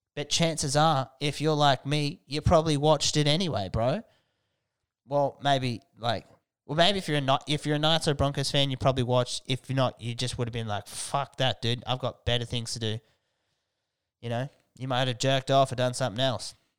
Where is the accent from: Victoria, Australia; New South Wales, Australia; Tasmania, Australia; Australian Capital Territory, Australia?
Australian Capital Territory, Australia; Canberra; now in Newcastle, Australia; I grew up in Canberra.